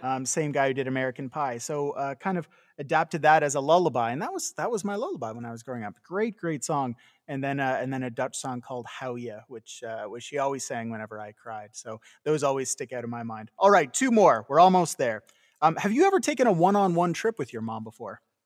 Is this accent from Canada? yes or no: yes; Canada; moved away; also born or lived in California; growing up in Canada